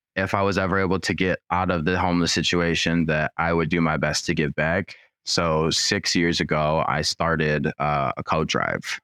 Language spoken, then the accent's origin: English; Troy, Michigan, United States; I grew up in Troy, which is, like, basically borders Rochester.